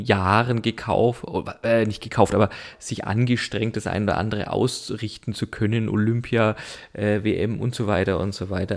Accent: Germany; bei uns in Deutschland

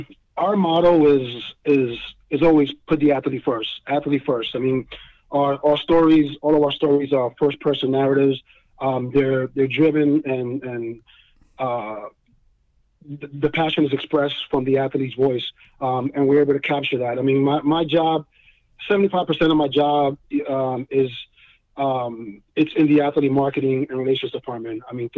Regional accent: New York, United States; the one that I looked up to the most as growing up in New York is David Winfield.

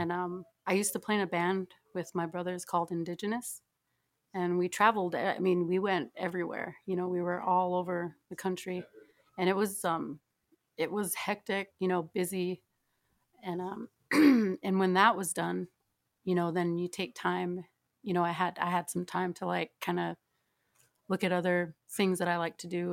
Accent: Yankton Sioux Reservation, near Yankton, South Dakota, United States; moved away; I'm from, uh, South Dakota. I, I grew up on the Hunctuah Nation

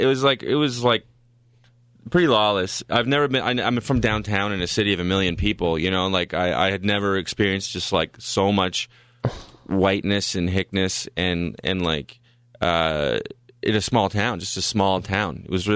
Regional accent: Ottawa, Ontario, Canada; also born or lived in Saskatchewan; I'm from Ottawa.

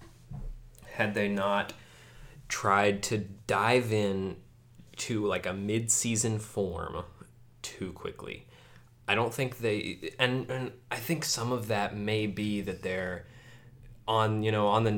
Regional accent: United States; I'm American

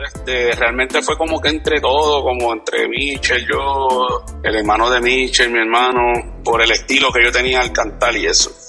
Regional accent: Levittown, Toa Baja, Puerto Rico; yo soy de Levitown

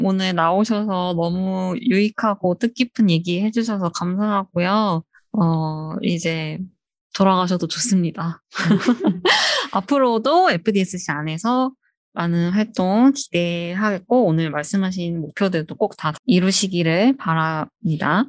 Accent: Seoul, South Korea; 저는 서울 촌놈이라서

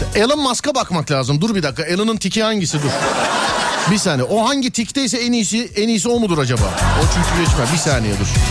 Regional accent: Istanbul, Turkey; biz İstanbullu olarak yabani hayata birazcık yabaniyiz.

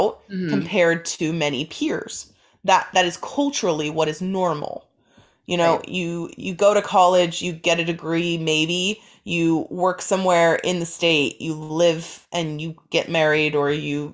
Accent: Ohio, United States; moved away; We're both from Ohio. We're from different parts of Ohio, but we're both from Ohio

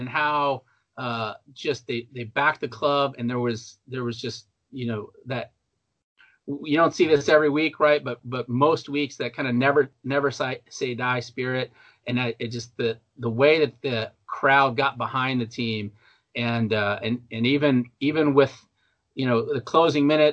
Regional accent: Texas, United States; I grew up in Texas in the mid 70s, early 80s

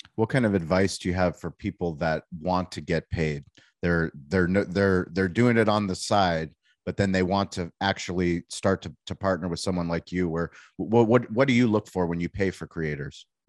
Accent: San Diego, California, United States; I grew up in San Diego. I mean, I moved here when I was six months old

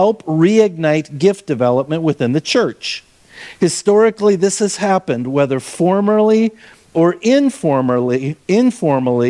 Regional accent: Minnesota, United States; I grew up in Minnesota

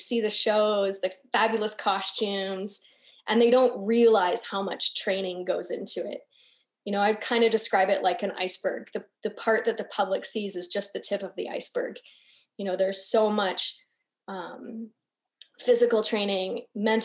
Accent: Canada; moved away as an adult; also born or lived in Brazil; I'm from Canada.

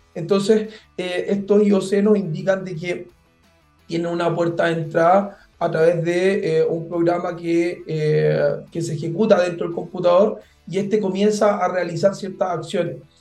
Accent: Chile; en Chile nosotros

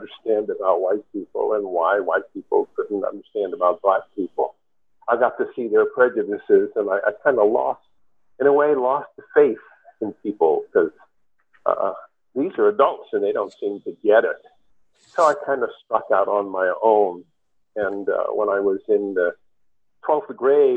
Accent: New York City, New York, United States; I grew up in New York City

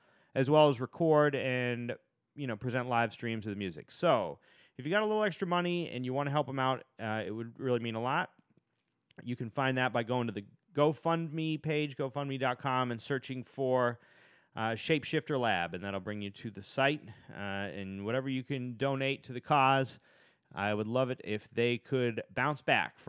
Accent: Boston, Massachusetts, United States; Being an Irish guy from Boston

